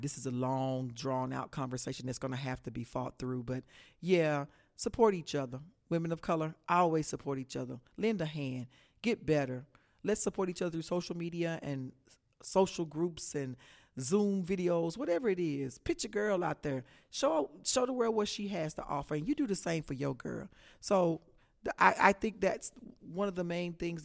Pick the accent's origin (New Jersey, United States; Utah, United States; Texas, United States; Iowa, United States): Texas, United States; I am from Texas.